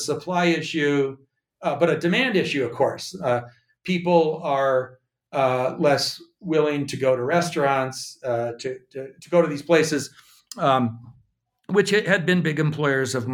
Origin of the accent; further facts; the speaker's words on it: Missoula, Montana, United States; moved away; I am now back in actually my hometown of Missoula, Montana